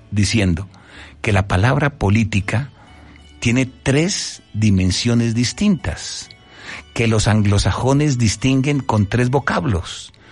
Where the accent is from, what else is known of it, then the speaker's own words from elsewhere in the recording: Bogotá, Colombia; moved away as an adult; now in Puebla, Mexico; y toda mi vida fue en Bogotá. Entonces soy bogotano.